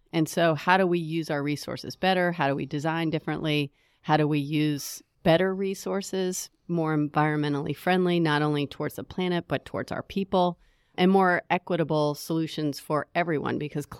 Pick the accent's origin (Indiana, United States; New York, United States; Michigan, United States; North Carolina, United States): Indiana, United States; now in Charlotte, United States; You know, I love Charlotte. I'm actually originally from Indiana.